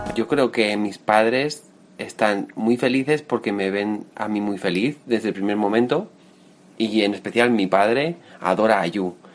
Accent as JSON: {"language": "Spanish", "region": "Navarre", "country": "Spain", "tie": "born or raised there", "moved": "as an adult", "lives_now": "Madrid, Spain", "said": "nací en un pueblo de Navarra, al norte de España, llevo 7 años viviendo en Madrid"}